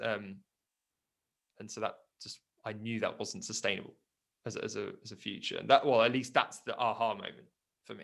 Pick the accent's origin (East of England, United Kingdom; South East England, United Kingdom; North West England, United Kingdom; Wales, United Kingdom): South East England, United Kingdom; Surrey; also born or lived in South Africa; I grew up in basically Surrey. I just haven't been able to leave it, um, just hit the corners of, of, Surrey. But I was born in South Africa